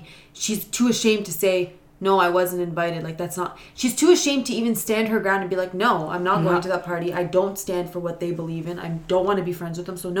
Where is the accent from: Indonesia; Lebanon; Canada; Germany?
Canada; We're super Canadian.